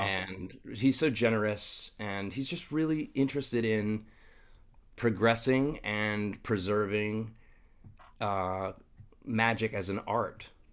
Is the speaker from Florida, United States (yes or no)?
no; Long Island, New York, United States; I'm from Long Island